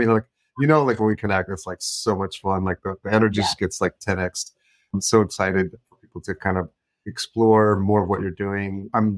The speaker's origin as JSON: {"language": "English", "town": "Yonkers", "region": "New York", "country": "United States", "tie": "born or raised there", "said": "I grew up in Yonkers, just as a New York City."}